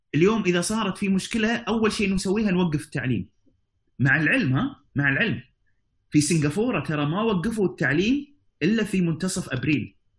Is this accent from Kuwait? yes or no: yes; Kuwait; عندنا في الكويت